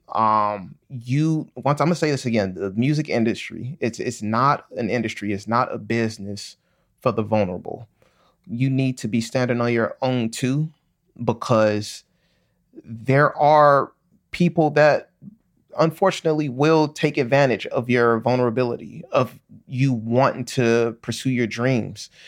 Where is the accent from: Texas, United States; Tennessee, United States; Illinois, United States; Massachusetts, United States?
Illinois, United States; Chicago; growing up in Chicago, most of my family